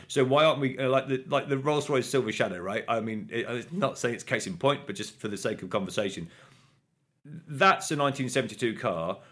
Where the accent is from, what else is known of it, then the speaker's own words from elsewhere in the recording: Coventry, West Midlands, United Kingdom; growing up in Coventry